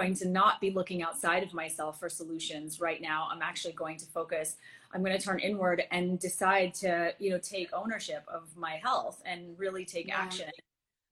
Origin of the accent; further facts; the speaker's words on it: Antigua & Barbuda; moved away; I'm from Antigua originally, and you know, it's a small island in the Caribbean